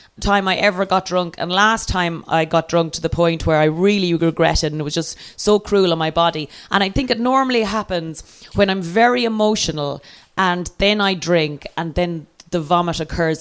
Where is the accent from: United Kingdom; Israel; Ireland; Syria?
Ireland; I'm Irish and therefore from the U fucking K